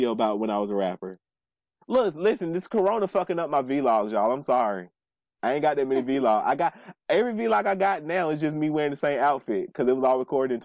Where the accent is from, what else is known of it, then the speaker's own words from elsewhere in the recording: New York, United States; I'm a New Yorker